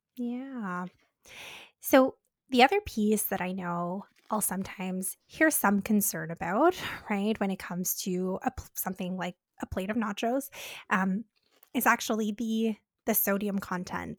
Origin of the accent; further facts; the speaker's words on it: Canada; We're Canadian dietitians